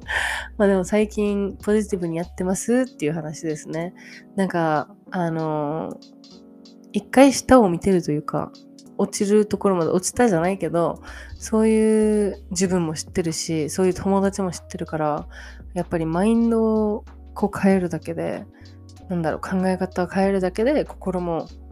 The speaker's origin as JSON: {"language": "Japanese", "country": "Japan", "tie": "born or raised there", "moved": "as an adult", "said": "最近日本に帰った"}